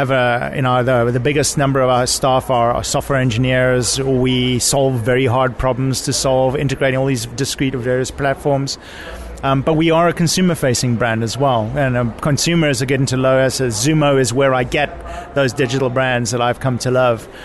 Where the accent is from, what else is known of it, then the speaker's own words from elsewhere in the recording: Cape Town, Western Cape, South Africa; also born or lived in Europe; now in United States; I'm originally from Cape Town, South Africa